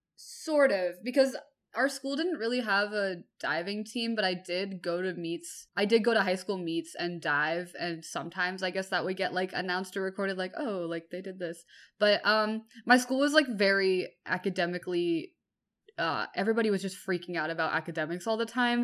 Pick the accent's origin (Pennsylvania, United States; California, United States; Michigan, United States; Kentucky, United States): California, United States; Bay Area; I grew up in the Bay Area in California